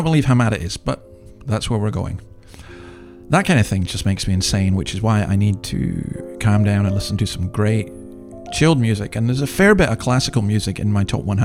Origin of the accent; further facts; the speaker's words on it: Scotland, United Kingdom; as a Scotsman